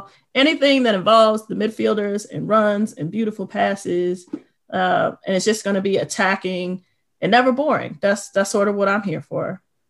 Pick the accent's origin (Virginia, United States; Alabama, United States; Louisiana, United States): Virginia, United States; now in Pacific Northwest, United States; originally from VA, two up, two down, all day. Chilling amongst the trees now in the PNW.